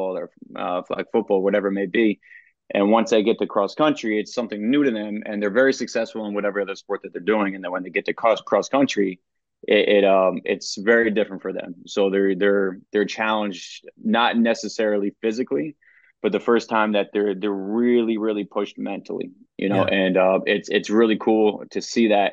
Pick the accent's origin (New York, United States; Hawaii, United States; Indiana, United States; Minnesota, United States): New York, United States; Poughkeepsie; also born or lived in Hyde Park, New York; I grew up actually hour and a half north of the city in Poughkeepsie, New York.